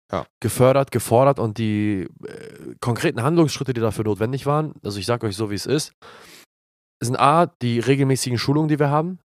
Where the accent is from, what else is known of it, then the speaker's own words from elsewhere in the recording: Glinde, Schleswig-Holstein, Germany; meiner Heimatstadt Glinde